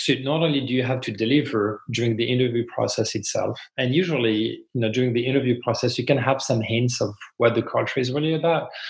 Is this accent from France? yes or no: yes; France; English is a second language; moved away as an adult; also born or lived in Montreal, Canada; now in United States; I'm originally from France and then moved to Canada when I was, I think, 28